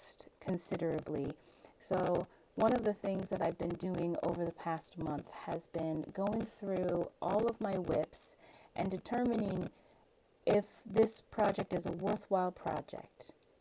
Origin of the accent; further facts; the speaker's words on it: Alaska, United States; my home state of Alaska